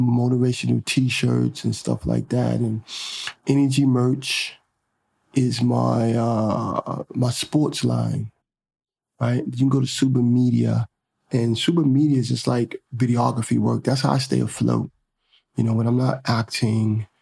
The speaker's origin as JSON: {"language": "English", "region": "New York", "country": "United States", "said": "I'm really from Harlem"}